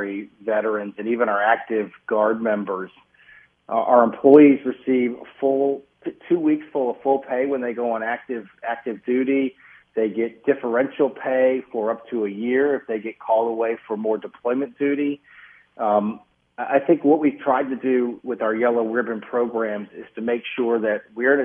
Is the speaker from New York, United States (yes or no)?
no; Atlanta, Georgia, United States; moved away as an adult; now in Minnesota, United States; I grew up in Atlanta, Georgia, so I'm not a native Minnesotan